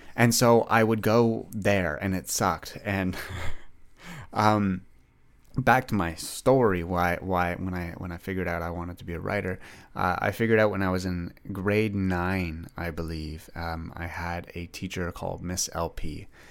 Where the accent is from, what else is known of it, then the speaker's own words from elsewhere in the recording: Ottawa, Ontario, Canada; I grew up, like, a little bit outside of Ottawa. I, I grew up in Greeley